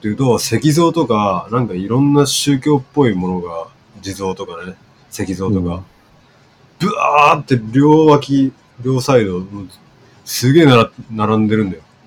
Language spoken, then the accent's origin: Japanese; Nisshin, Aichi, Japan; moved away as an adult; also born or lived in Higashi-Koenji, Tokyo; now in Tokyo, Japan; 僕の地元の日清っていう方の